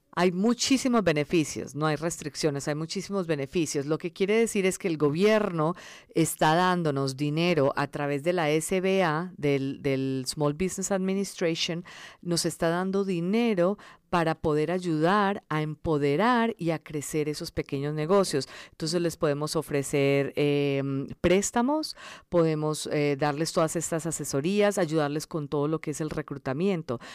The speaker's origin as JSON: {"language": "Spanish", "town": "Medellín", "region": "Antioquia", "country": "Colombia", "tie": "born or raised there", "also_born_or_lived": "India", "first_language": "Spanish", "moved": "as an adult", "lives_now": "Los Angeles, United States", "said": "nací en la India, todos somos de la India, entonces cuando, cuando yo tenía cinco años nos fuimos para Colombia y yo crecí en Colombia, en Medellín"}